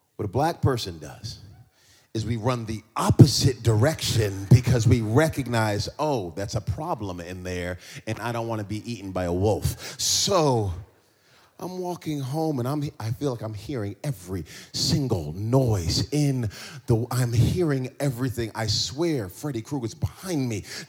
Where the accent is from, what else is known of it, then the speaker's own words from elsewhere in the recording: East Coast of America, United States; moved away; also born or lived in New Jersey; I grew up in, in, in, America and I grew up on the East Coast uh, of, of, America